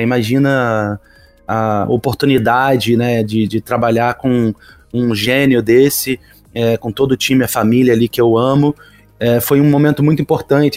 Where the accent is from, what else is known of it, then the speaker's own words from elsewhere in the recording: Rio de Janeiro, Brazil; Sou carioca